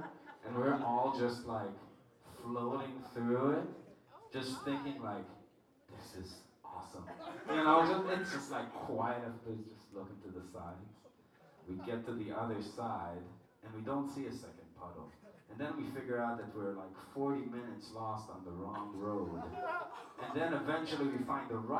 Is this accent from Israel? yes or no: yes; Israel; we were talking double mad shit in Hebrew, because we're from Israel.